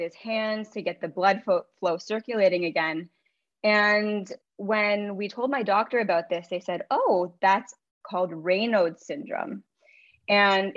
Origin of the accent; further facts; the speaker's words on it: Ontario, Canada; I grew up in Ontario, Canada